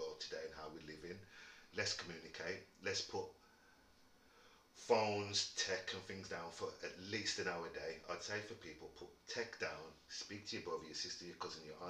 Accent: Wolverhampton, West Midlands, United Kingdom; also born or lived in Birmingham; I was born in Wolverhampton, so I'm always going to back where I came from, which is Wolverhampton

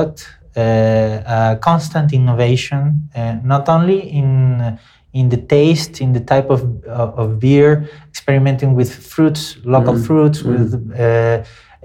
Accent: Venezuela; moved away as an adult; also born or lived in Brazil; now in São Paulo, Brazil; I am from Venezuela, which is not a very fashionable country right now.

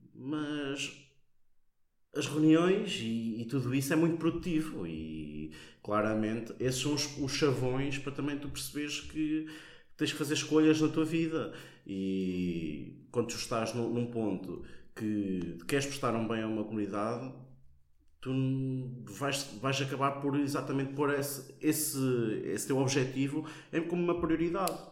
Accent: Portugal; moved away as an adult; now in Coimbra, Portugal; Eu gosto muito de onde venho. Eu não troco Santa Mar da Boiça por nada. É a minha terra.

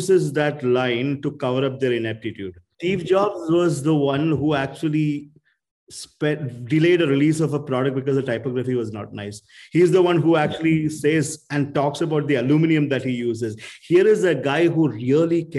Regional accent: Kerala, India; I grew up in Kerala.

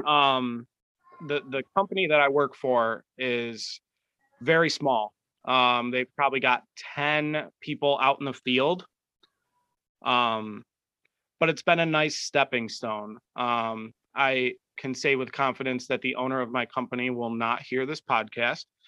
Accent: Rochester, New York, United States; I'm from New York

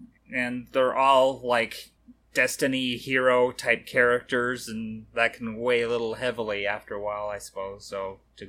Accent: Colorado, United States; I'm from Colorado

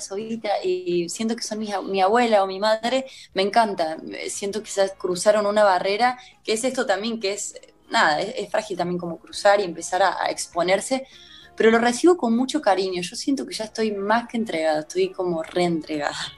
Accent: Córdoba, Argentina; moved away; yo soy de Córdoba

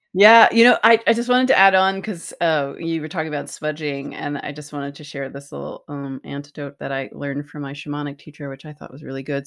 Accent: East Coast, United States; growing up on the East Coast

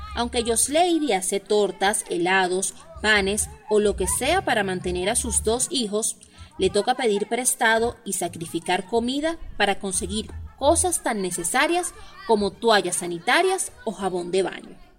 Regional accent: Venezuela; soy periodista en Venezuela

